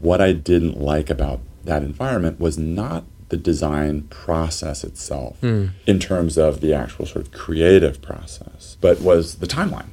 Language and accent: English; Lynchburg, Virginia, United States; also born or lived in Massachusetts / Boston; I grew up in Lynchburg. I'm one of many locals who work here.